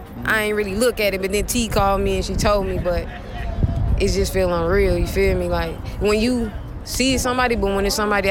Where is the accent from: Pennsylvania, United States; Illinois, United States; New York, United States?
Illinois, United States; East St. Louis; now in Charlotte, United States; I'm from East St. Louis